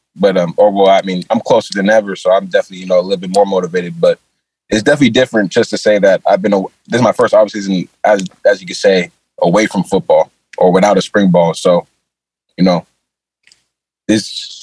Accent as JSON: {"language": "English", "area": "the Bay Area", "region": "California", "country": "United States", "tie": "born or raised there", "also_born_or_lived": "Indiana / Hawaii", "moved": "as an adult", "lives_now": "Fort Lauderdale, United States", "said": "since I grew up in the Bay, the Oakland Raiders was the closest team to me."}